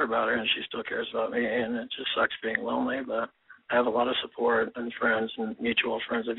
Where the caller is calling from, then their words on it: San Diego, California, United States; San Diego.